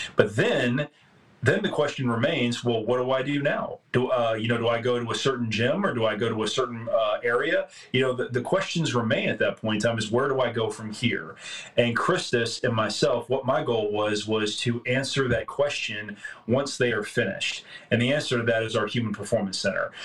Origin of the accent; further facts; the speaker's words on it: Tyler, Texas, United States; I grew up here in Tyler, Texas